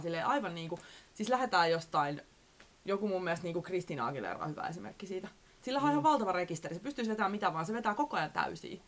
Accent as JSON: {"language": "Finnish", "region": "Southwest Finland", "country": "Finland", "tie": "born or raised there", "moved": "yes", "lives_now": "Helsinki, Finland", "said": "olen kasvanut siellä Varsinais-Suomessa"}